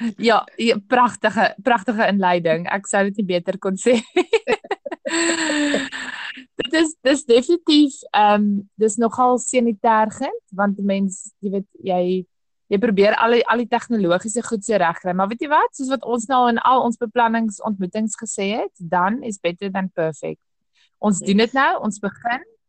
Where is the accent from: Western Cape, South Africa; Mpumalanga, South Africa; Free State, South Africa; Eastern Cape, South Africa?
Western Cape, South Africa; Cape Town; also born or lived in Hartenbos / Riversdale; Toe ek gehad 5 is, destyds aan 'n 3 het ons Kaap toe getrek uh noordelike voorstede en ja, sedertdien is ek maar hier Brackenfell, Belwel, Kelsrivier op die oomblik sit in Durbanwil.